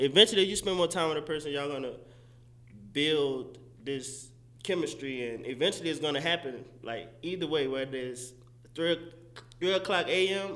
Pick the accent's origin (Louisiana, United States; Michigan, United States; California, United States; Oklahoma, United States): Louisiana, United States; New Orleans; moved away as an adult; also born or lived in Mississippi; now in Dallas, United States; I'm originally from New Orleans, born and raised